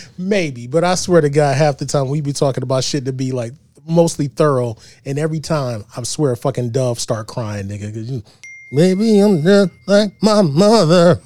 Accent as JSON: {"language": "English", "town": "East Cleveland", "region": "Ohio", "country": "United States", "tie": "born or raised there", "said": "I grew up in East Cleveland."}